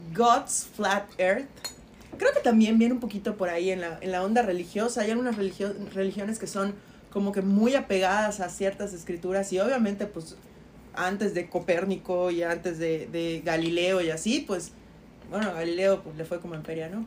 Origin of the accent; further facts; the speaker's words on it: Yucatán, Mexico; como buenos yucatecos con X